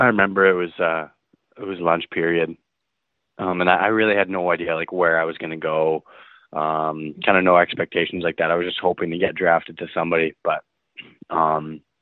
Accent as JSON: {"language": "English", "town": "St. Adolphe", "region": "Manitoba", "country": "Canada", "tie": "born or raised there", "said": "I grew up in St. Adolph, Manitoba, 10 minutes south of Winnipeg, 1,500 people."}